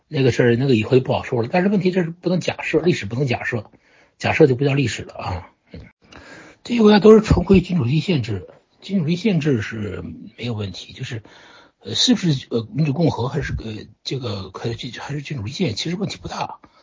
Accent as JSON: {"language": "Chinese", "country": "China", "said": "我们中国人"}